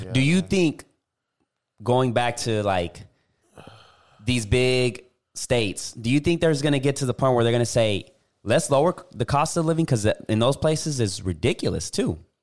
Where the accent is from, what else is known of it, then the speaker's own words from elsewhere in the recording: Puerto Rico; moved away; I went back to Puerto Rico